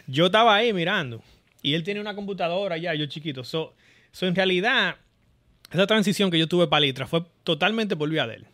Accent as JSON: {"language": "Spanish", "town": "Boca Chica", "region": "Distrito Nacional", "country": "Dominican Republic", "tie": "born or raised there", "moved": "as an adult", "lives_now": "California, United States", "said": "yo, dominicano, nacido en Boca Chica"}